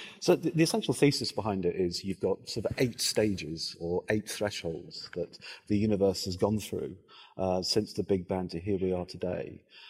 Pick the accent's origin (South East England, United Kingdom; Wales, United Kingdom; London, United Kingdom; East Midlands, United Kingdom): Wales, United Kingdom; as a Welshman